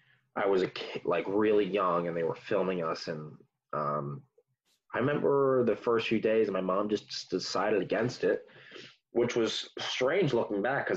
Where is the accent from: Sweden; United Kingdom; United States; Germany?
United States; New Jersey; I love it. A lot of people complain about it. I love Jersey. I think it's one of the best places to raise a kid.